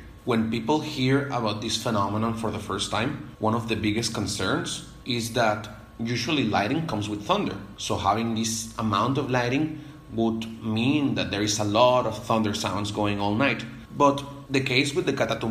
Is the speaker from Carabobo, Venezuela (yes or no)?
no; Zulia, Venezuela; now in McMinnville, United States; I'm from Venezuela, and the flag of my birth state, which is Zulia